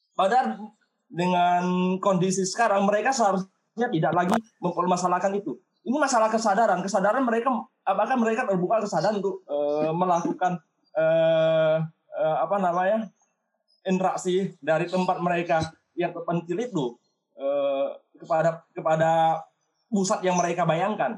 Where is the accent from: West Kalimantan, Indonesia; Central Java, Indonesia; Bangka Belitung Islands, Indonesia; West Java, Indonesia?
Bangka Belitung Islands, Indonesia; moved away as an adult; also born or lived in Yogyakarta; saya sebagai orang Bangka